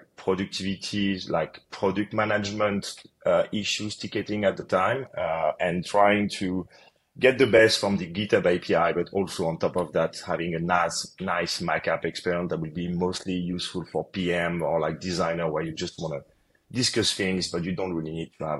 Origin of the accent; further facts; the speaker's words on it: Paris, Île-de-France, France; moved away as an adult; also born or lived in United States; So I'm originally from France, from Paris.